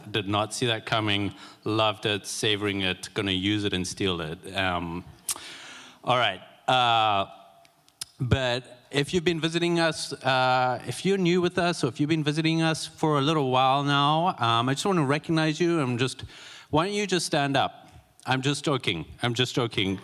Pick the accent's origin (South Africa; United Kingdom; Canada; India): South Africa; moved away; I'm from South Africa. I attended a vineyard church and growing up in South Africa